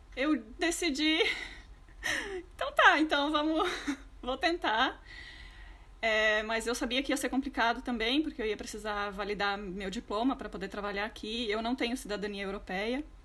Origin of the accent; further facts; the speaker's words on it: Rio Grande do Sul, Brazil; moved away as an adult; also born or lived in Porto Alegre; now in London, United Kingdom; sou natural do Rio Grande do Oposto, do Rio Grande do Sul, do Brasil